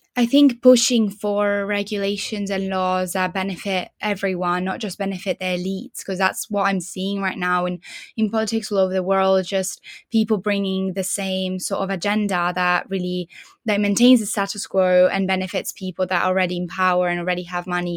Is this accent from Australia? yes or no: no; Italy; now in Leeds, United Kingdom; I'm from Italy uh, I currently live in Leeds